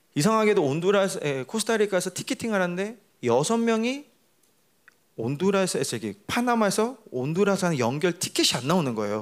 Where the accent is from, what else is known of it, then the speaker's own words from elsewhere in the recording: Paraguay; 나는 그냥 파라과에서 자라서